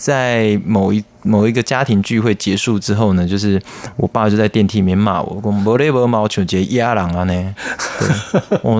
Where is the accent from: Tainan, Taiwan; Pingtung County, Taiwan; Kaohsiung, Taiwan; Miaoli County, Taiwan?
Kaohsiung, Taiwan; now in Taipei, Taiwan; 我是高雄人，